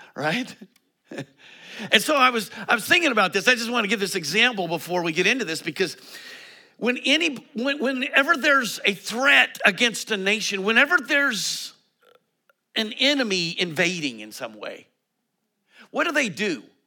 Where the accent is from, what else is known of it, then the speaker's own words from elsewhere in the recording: Colorado, United States; moved away; I come from Colorado